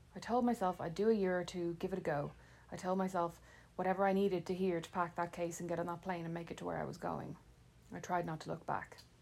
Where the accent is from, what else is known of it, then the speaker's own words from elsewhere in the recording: Ireland; moved away as an adult; now in Fort Wayne, United States; the Irish wit and sarcasm I'd taken for granted